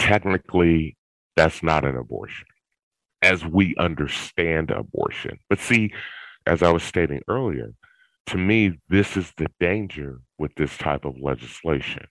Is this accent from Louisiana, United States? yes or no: no; California, United States; now in Georgia, United States; I moved to Georgia from California, which is where I was born and raised